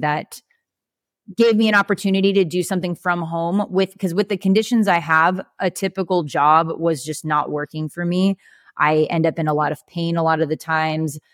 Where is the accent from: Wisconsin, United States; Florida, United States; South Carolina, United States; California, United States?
California, United States; moved away as an adult; now in Arizona, United States; We're from California